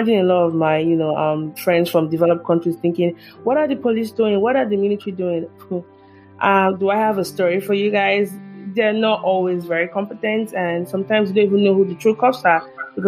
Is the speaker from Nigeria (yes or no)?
yes; Nigeria; moved away as an adult; also born or lived in Southwest Nigeria; now in United States; growing up in Nigeria as a young child